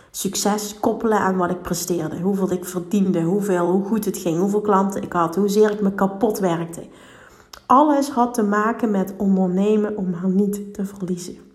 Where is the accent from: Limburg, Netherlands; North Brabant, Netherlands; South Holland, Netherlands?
Limburg, Netherlands; Heel veel oordelen op mezelf, überhaupt omdat ik uit Limburg kom.